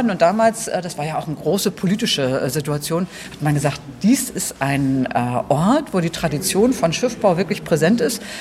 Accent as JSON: {"language": "German", "town": "Rostock", "region": "Mecklenburg-Vorpommern", "country": "Germany", "said": "Ich als Rostocker"}